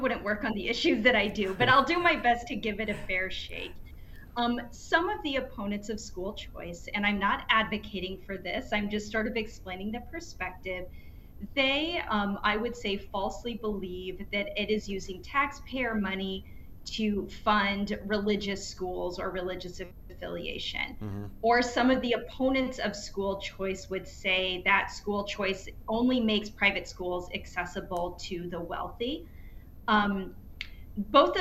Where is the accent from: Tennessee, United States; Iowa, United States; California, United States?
Iowa, United States; in Iowa, my home state